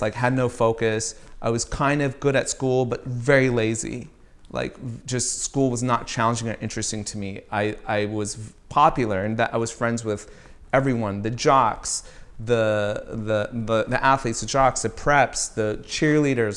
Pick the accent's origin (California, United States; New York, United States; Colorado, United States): California, United States; Riverside; also born or lived in Virginia / Maryland / Baltimore; I grew up in Riverside, California